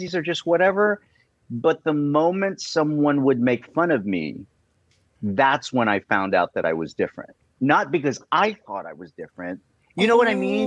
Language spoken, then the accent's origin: English; Cleveland, Ohio, United States; moved away; I was brought up in Cleveland